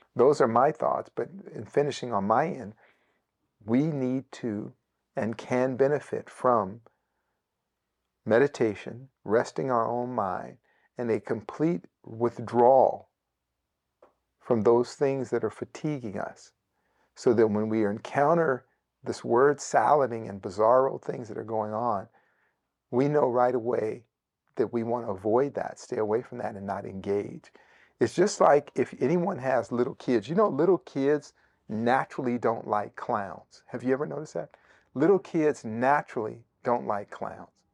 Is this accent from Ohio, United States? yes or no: no; Bay Area, Northern California, United States; moved away; Parts of the Bay Area, uh, where I grew up in Northern California